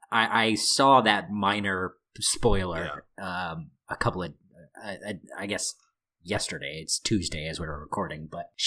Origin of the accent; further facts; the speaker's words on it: Midwest, United States; I'm from the Midwest